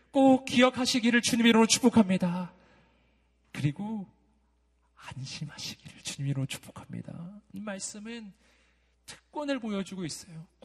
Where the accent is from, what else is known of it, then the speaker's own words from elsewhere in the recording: Daegu, South Korea; also born or lived in Jeonju; 제가 대구 출신으로서 전주에서 한 3년 산 적이 있거든요.